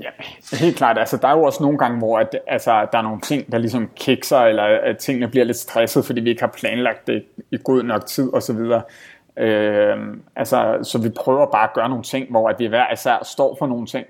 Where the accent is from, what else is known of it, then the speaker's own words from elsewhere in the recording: Denmark; moved away as an adult; som danskere